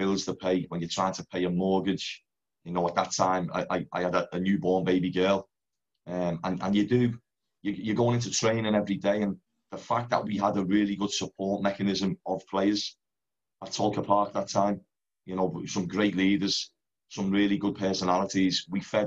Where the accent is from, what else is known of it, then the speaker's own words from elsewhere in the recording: Liverpool, North West England, United Kingdom; moved away as an adult; also born or lived in Netherlands / Ireland; born and bred in Liverpool, brought up an Everton fan